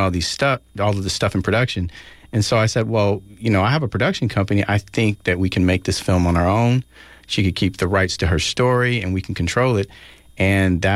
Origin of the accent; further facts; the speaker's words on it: Oakland, California, United States; growing up in Oakland